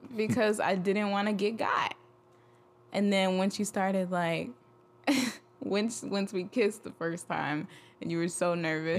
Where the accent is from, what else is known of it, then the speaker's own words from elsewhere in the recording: Nigeria; I'm Nigerian. We're not really raised to be interested in Greek life